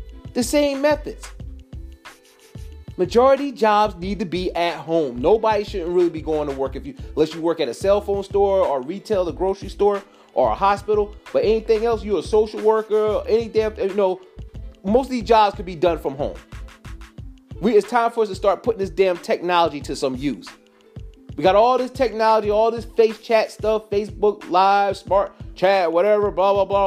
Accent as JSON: {"language": "English", "country": "United States"}